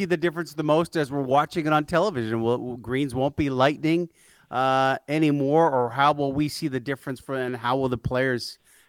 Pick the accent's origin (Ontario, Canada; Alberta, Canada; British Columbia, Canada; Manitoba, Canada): Alberta, Canada; when I was growing up in Alberta